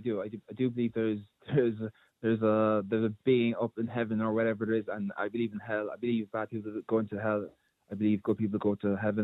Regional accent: Ireland; I was born in Ireland.

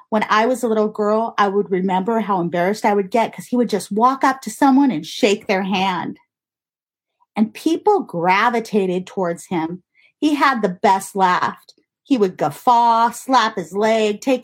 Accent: Montana, United States; Montana, I was born there

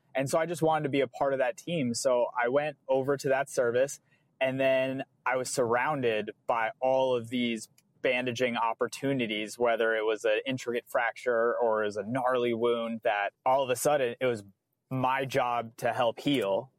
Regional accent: New England, United States; I'm from New England.

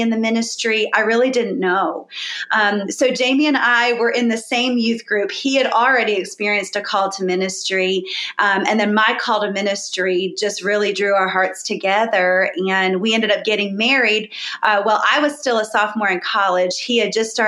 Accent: Boca Raton, Florida, United States; So I was born in Florida, Boca Raton, Florida, very South Florida

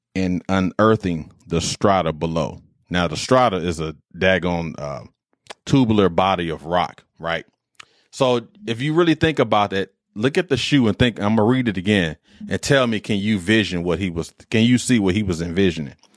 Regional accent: Detroit, Michigan, United States; me growing up in Detroit

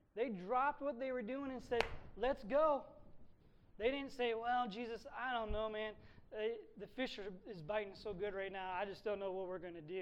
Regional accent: Sandusky, Ohio, United States; moved away; I grew up in Sandusky

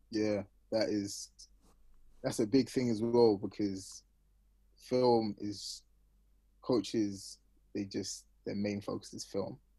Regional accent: London, United Kingdom; moved away; I'm from Northwest London

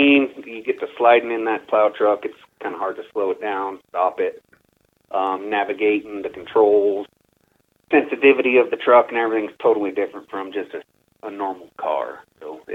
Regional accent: Silverton, Colorado, United States; I was born and raised in Silverton

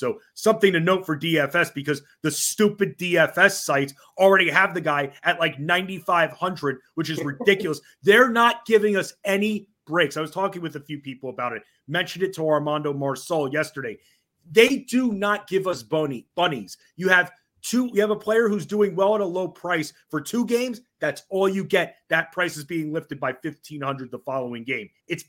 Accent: Oyster Bay, New York, United States; moved away; also born or lived in Washington, D.C. / Virginia; originally I'm from Oyster Bay on Long Island.

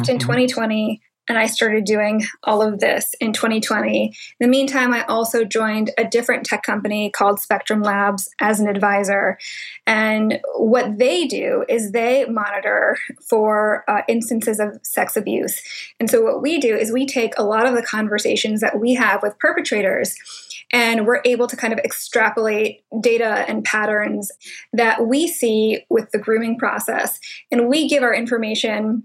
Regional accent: New England, United States; also born or lived in Hong Kong; I was born in Hong Kong. My mom was from the Philippines. My dad is from Wales. And I was raised in New England

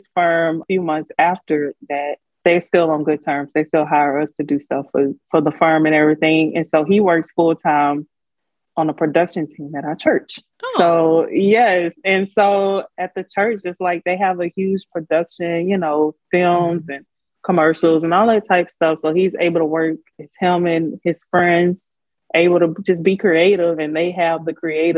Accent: Baton Rouge, Louisiana, United States; moved away as an adult; also born or lived in Houston / Korea; I'm from Baton Rouge

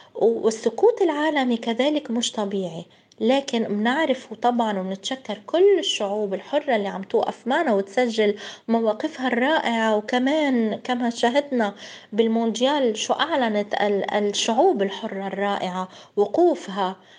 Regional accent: Palestine; انا مثلا كفلسطينية

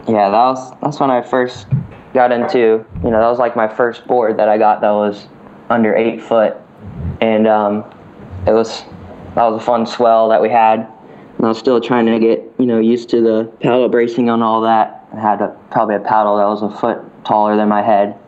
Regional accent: Winter Park, Florida, United States; I was born and raised in Winter Park, Florida, small little town about an hour away from the ocean

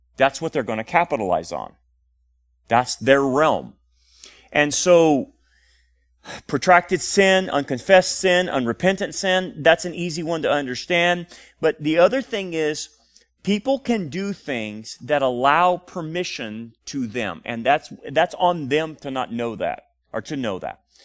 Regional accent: Delano, California, United States; When I grew up in Delano, we had a lot of people

